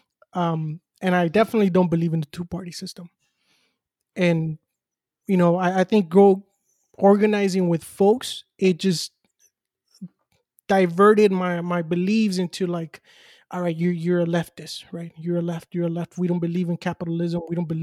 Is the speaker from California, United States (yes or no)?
yes; Los Angeles, California, United States; growing up in South Central